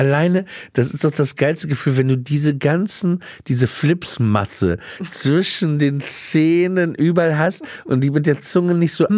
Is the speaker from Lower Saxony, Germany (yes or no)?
yes; Papenburg, Lower Saxony, Germany; als Kind in Papenburg